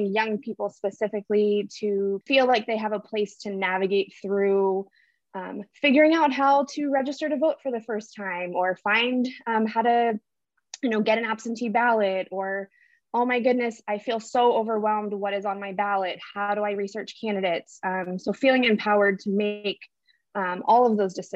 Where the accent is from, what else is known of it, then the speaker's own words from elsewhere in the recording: Pittsburgh, Pennsylvania, United States; moved away as an adult; now in Norman, United States; I am originally from Pittsburgh, Pennsylvania.